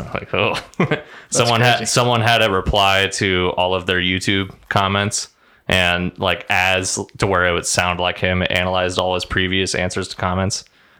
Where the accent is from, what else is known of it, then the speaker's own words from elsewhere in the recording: Nebraska, United States; Fellow Nebraskan.